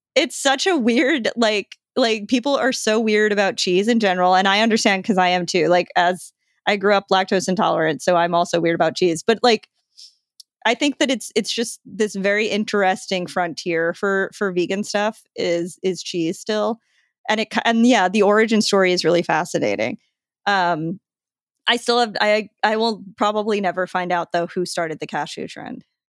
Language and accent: English; New York, United States; I'm from New York